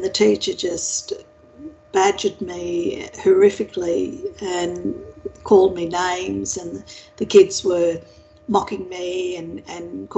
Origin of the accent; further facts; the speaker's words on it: Winton, Queensland, Australia; I was born in a small country town west of Townsville, near Mount Isa, actually, or south of Mount Isa, called Winton